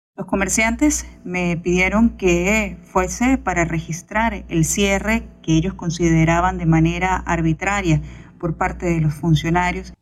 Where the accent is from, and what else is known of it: Venezuela